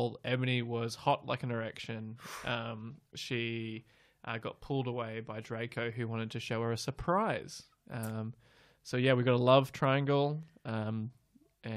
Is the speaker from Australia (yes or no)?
yes; Australia; We're Australian